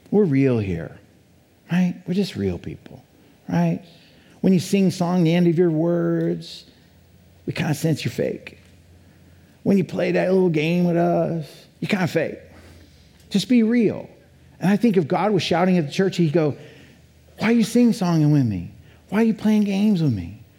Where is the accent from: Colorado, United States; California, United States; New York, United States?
Colorado, United States; also born or lived in Boulder; now in Idaho, United States; I come from Colorado, right? 30 years in Colorado, lived in Boulder, Colorado, right?